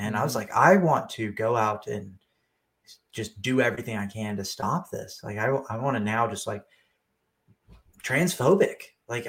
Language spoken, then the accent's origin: English; Texas, United States; also born or lived in California; now in Georgia, United States; Yeah, I grew up in Texas, California, and then the Army brought me to Georgia.